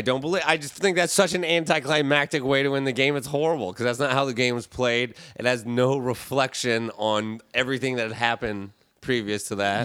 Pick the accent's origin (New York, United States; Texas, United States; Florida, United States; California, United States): Florida, United States; South; also born or lived in Indiana / Michigan; now in Los Angeles, United States; I grew up in South Florida, spent most of my time here in L